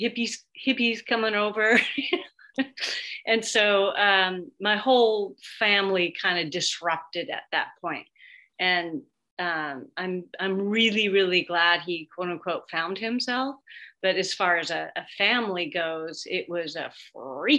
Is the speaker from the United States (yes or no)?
yes; Seattle, Washington, United States; also born or lived in New York; I'm from Seattle, still live in Seattle